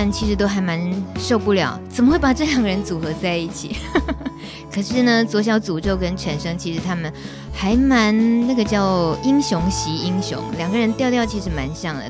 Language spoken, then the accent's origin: Chinese; Taiwan; first language Taiwanese Hokkien; Chinese is a second language; 台语虽然是我的母语